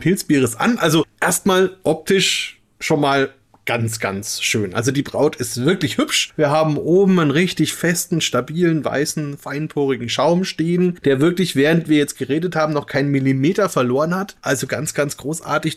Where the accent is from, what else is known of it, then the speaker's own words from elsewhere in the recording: Upper Franconia, Bavaria, Germany; hier in Franken